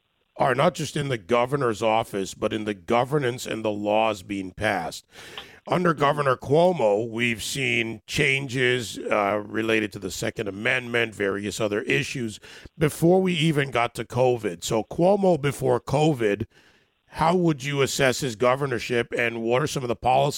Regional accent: across the river from New York City, New Jersey, United States; moved away as an adult; now in Florida, United States; You know, I'm a New Yorker at heart, as you know, Andrew. I love New York City, grew up across the river, spent my life, still we're headquartered in New York City, but I'm in Florida now.

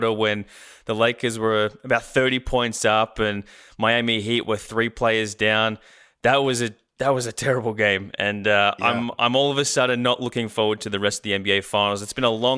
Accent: Australia; We didn't have cable TV growing up in Australia

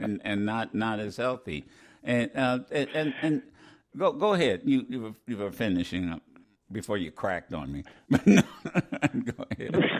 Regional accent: Ohio, United States; I'm from Ohio

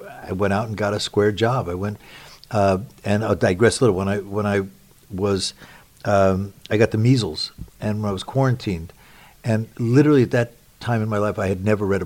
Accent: Los Angeles, California, United States; I was born in Los Angeles some years later

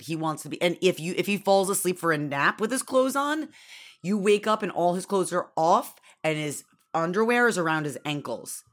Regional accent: Syracuse, New York, United States; I grew up in Syracuse, Newark, where it was constantly blizzarding

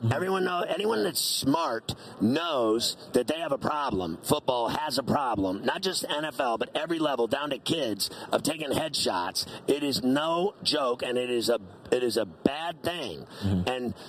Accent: New York, United States; Man, I'm a Steeler fan, but I love you because I'm from New York.

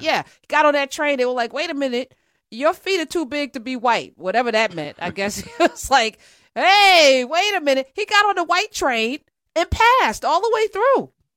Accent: United States; as an American

